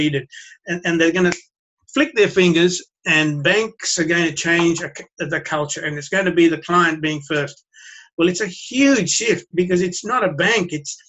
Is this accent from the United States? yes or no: no; Sri Lanka; born there; even though I was born in Sri Lanka, I can speak like that easily.